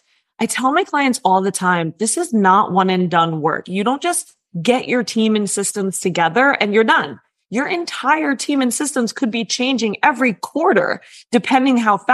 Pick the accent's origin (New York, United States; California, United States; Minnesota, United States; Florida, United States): New York, United States; I'm a New Yorker that ran a multiple six-figure funnel agency